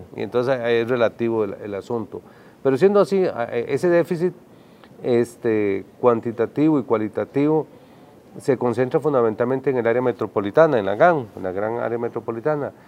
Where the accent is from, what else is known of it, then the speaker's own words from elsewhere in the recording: Costa Rica; como costarricenses